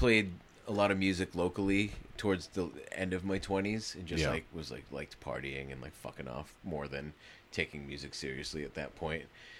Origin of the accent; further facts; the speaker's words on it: New Jersey, United States; I mean, I grew up going to see … at the Palladium in Worcester.